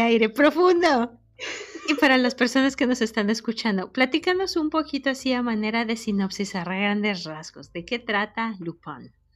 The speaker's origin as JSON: {"language": "Spanish", "country": "Mexico", "moved": "as an adult", "lives_now": "United States", "said": "no soy pocha, soy mexicana"}